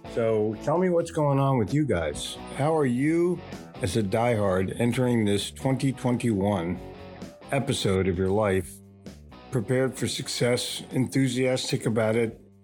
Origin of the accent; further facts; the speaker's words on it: Philadelphia, Pennsylvania, United States; also born or lived in New York City; now in Charlotte, United States; I grew up in Philadelphia, sold in New York City, but was smart enough to move to Charlotte, North Carolina